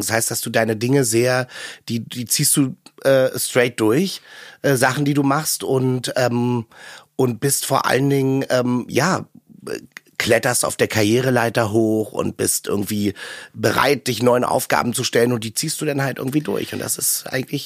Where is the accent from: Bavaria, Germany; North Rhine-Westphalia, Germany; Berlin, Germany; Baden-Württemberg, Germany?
Berlin, Germany; outskirts of; Ich komme nach Hause an den Stadtrand von Berlin zu meinen Eltern